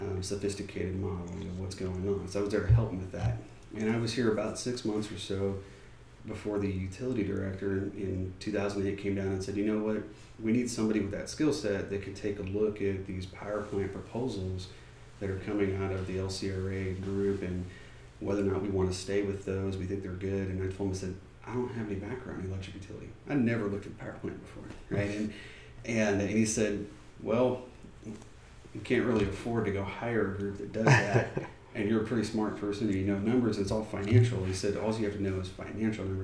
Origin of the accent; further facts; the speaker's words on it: Georgetown, Texas, United States; I grew up in Georgetown.